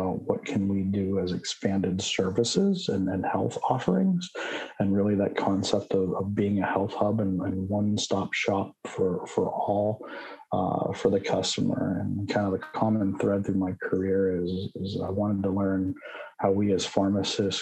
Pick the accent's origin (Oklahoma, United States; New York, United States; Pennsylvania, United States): Pennsylvania, United States; Pittsburgh; I grew up back in the Pittsburgh area, attended Duquesne for pharmacy school